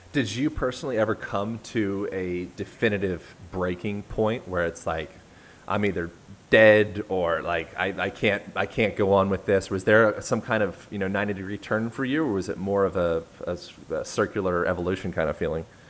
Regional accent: United States; I'm an American

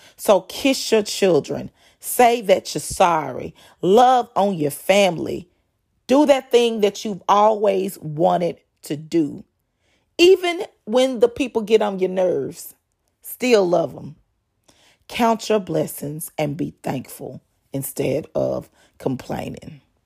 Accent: North Texas, United States; moved away as an adult; now in Texas Gulf Coast, United States; I was raised in North Texas

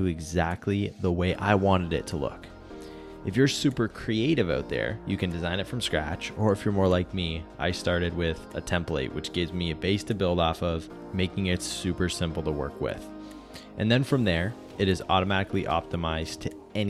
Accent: Canada; I'm Canadian

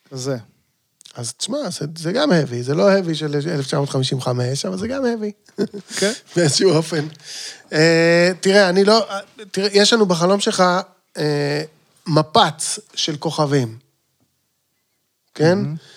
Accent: Jerusalem, Jerusalem District, Israel; אני ירושלמי, כידוע. בני דורי בירושלים מכירים פיגועים, אנחנו יודעים איך זה עובד הדבר הזה, כי אנחנו חיינו אותם.

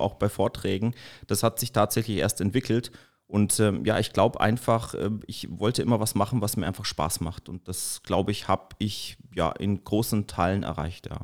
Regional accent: Erlangen, Bavaria, Germany; also born or lived in Baiersdorf / Forchheim; Ich komme eigentlich aus Erlangen, gebürtiger Erlanger

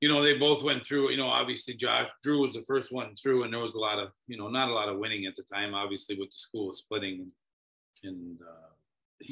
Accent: Upper Peninsula, Michigan, United States; now in Woodstock, United States; I'm originally from the Upper Peninsula, Michigan

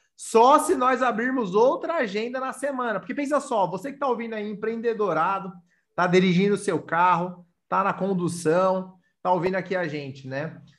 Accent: São Paulo, Brazil; eu sou paulista

